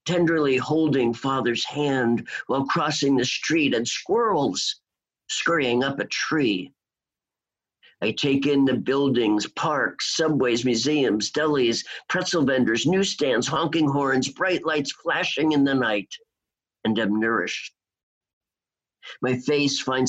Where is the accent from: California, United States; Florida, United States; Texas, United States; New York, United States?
New York, United States; New York City; also born or lived in Seattle; my hometown, New York City